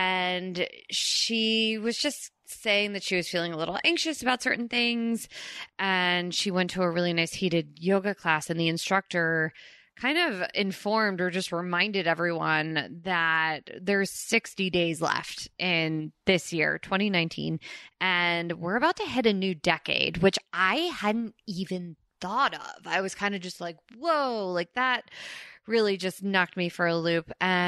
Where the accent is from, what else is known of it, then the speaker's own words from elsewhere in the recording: Princeton Junction, New Jersey, United States; And if you guys don't know this, I grew up in Princeton, Princeton Junction.